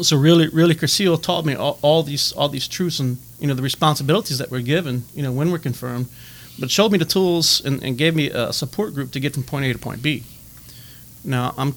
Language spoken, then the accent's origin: English; Lake Arthur, Louisiana, United States; also born or lived in Natchitoches, Louisiana / Erath, Louisiana / Richard, Louisiana; I was born and raised in Lake Arthur